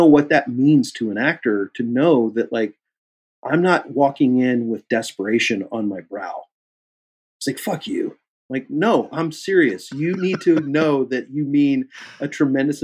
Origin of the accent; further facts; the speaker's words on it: Kansas City, United States; moved away as an adult; also born or lived in Chicago; I'm from Kansas City